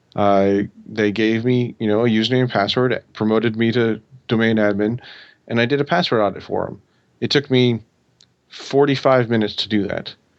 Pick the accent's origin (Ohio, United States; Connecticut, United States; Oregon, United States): Oregon, United States; I grew up in Oregon